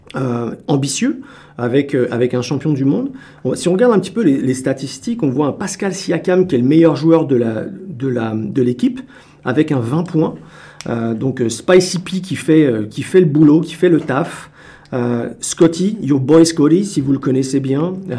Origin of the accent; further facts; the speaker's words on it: France; now in Canada; je suis Français